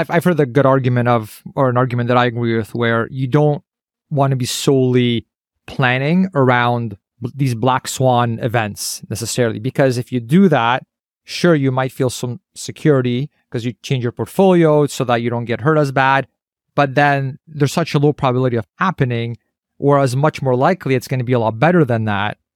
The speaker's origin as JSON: {"language": "English", "country": "Canada"}